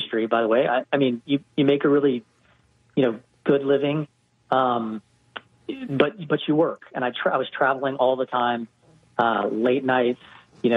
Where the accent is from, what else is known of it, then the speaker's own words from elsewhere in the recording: Hawaii, United States; moved away as an adult; also born or lived in West Coast; now in Atlanta, United States; I grew up in Hawaii